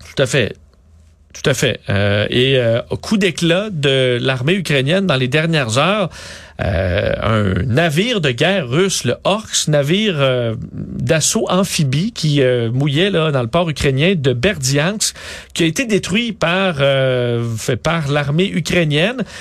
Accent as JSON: {"language": "French", "town": "Quebec City", "region": "Quebec", "country": "Canada", "said": "je viens de Québec"}